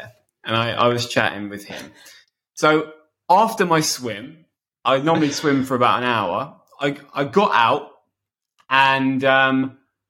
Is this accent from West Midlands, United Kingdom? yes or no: no; Bedford, East of England, United Kingdom; I'm swimming at a local swimming pool called Robinson Pool in my hometown, Bedford.